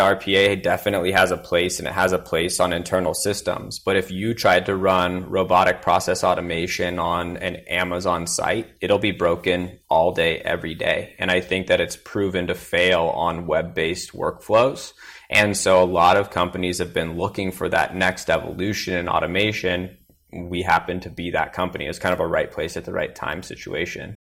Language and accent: English; Willamette Valley, Oregon, United States; now in Austin, United States; I grew up in Willamette Valley in Oregon